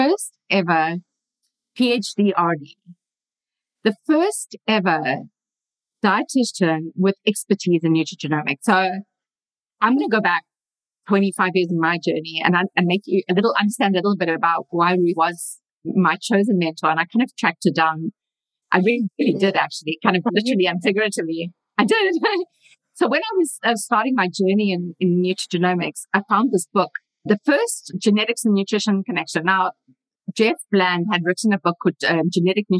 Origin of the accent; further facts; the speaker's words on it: South Africa; moved away as an adult; now in Boulder, United States; I'm a dietitian from South Africa